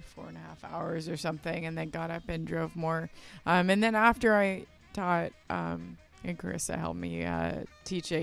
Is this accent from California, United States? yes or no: yes; Los Angeles, California, United States; I'm from Los Angeles.